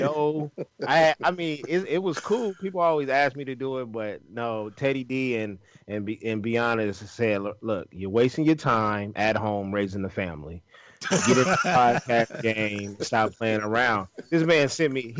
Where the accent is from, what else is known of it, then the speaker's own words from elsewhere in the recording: Los Angeles, California, United States; moved away as an adult; also born or lived in Inglewood, California; I was born in Inglewood, raised on the east side of L.A.